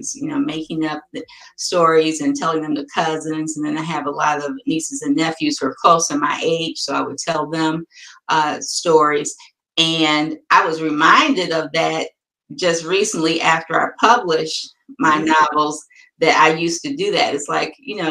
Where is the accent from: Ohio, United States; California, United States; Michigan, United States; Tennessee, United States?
Michigan, United States; Detroit; I'm from Detroit